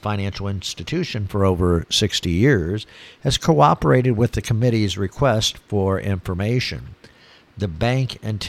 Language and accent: English; Michigan, United States; now in Florida, United States; I see it up here in my old home state. You know, I was born and raised in Michigan.